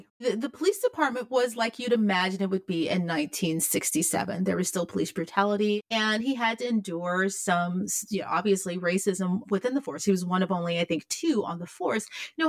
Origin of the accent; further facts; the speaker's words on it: Memphis, Tennessee, United States; And I try to explain to people what it's like growing up in Memphis, because there's kind of this, it's pervasive, but it's also kind of a quiet racism and a quiet oppression.